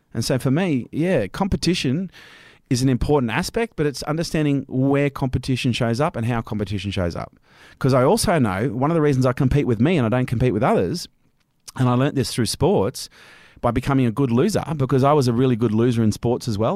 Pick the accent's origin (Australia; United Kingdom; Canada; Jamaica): Australia